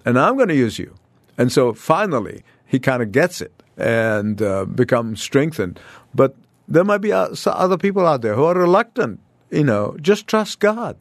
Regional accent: Egypt; moved away as an adult; I escaped from Egypt like Moses.

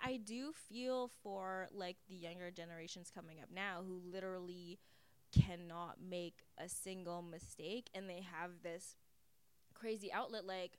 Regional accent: Vancouver, British Columbia, Canada

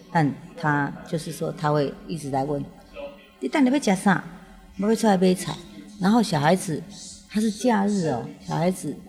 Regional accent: Taiwan; 我就是在那个庙口的地方长大

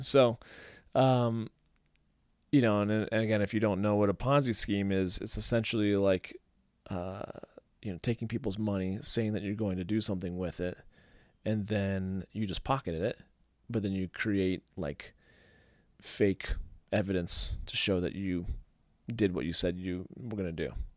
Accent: St. Louis, Missouri, United States; I grew up in St. Louis

